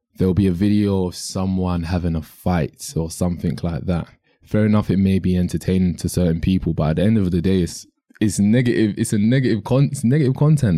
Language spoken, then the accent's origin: English; London, United Kingdom; in the U K, I'm from London